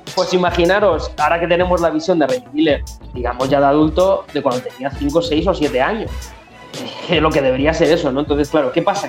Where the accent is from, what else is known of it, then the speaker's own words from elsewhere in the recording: Community of Madrid, Spain; nosotros somos cuatro chavales de la Comunidad de Madrid